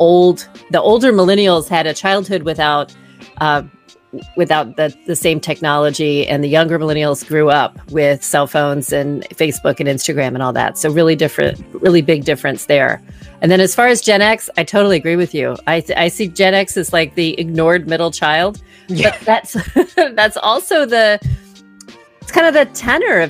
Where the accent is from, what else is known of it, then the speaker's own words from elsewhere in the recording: the South, United States; moved away as an adult; also born or lived in East Coast / West Coast; I grew up in the South